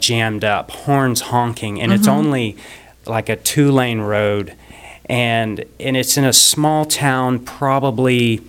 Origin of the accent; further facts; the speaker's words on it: United States; because I was from America